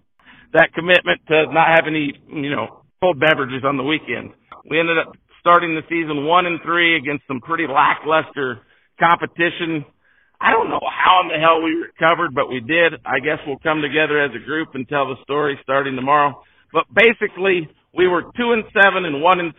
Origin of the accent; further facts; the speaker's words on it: Jefferson, United States; I grew up in Jefferson